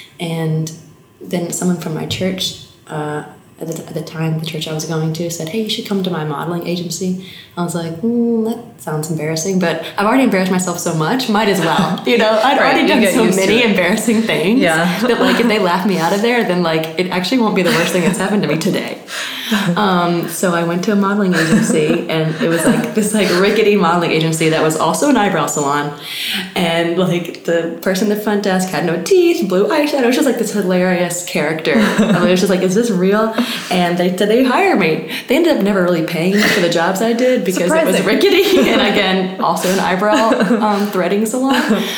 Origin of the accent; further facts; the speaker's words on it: Alabama, United States; accent: Southern; hey y'all, I'm from Alabama, I'm a babysitter. And people trusted me. I think it was the accent. Like literally, like, I don't know, blonde Southern 21-year-old